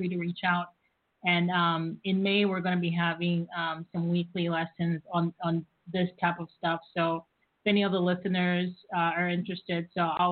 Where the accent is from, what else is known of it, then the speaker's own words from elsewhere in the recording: Lusaka, Lusaka Province, Zambia; moved away as an adult; also born or lived in Oklahoma, United States; now in Virginia, United States; I'm based in Virginia. I'm originally from Lusaka, and I came here to the U.S.